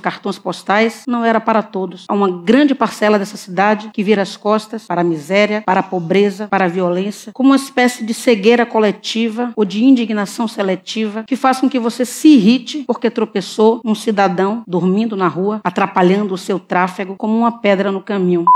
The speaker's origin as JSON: {"language": "Portuguese", "town": "Salvador", "region": "Bahia", "country": "Brazil", "tie": "born or raised there", "said": "Tendo nascido no bairro da Liberdade, bairro que já foi considerado o mais negro da cidade de Salvador"}